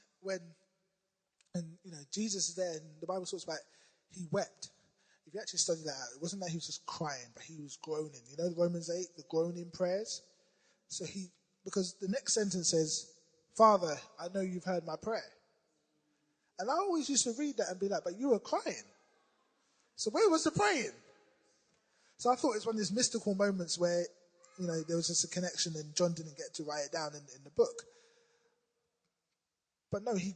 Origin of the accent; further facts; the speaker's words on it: London, United Kingdom; I'm from South London